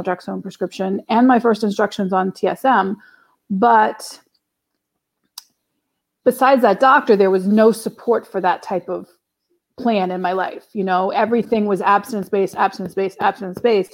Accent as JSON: {"language": "English", "town": "New Orleans", "region": "Louisiana", "country": "United States", "tie": "born or raised there", "also_born_or_lived": "Boston", "moved": "as an adult", "said": "I was born and raised in New Orleans, Louisiana, here in the States"}